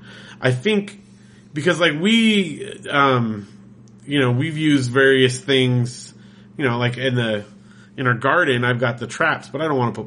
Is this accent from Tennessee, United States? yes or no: no; Big Bear, California, United States; growing up in Big Bear